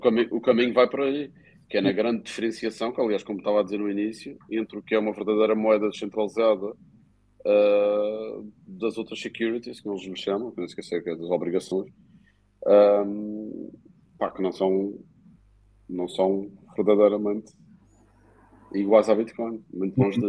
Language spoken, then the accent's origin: Portuguese; Madeira, Portugal; como madeirenses